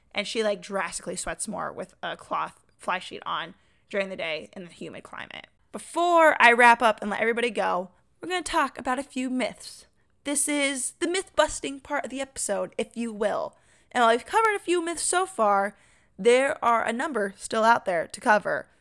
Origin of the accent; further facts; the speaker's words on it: Washington, United States; also born or lived in Arizona; now in North Carolina, United States; we grew up together in Washington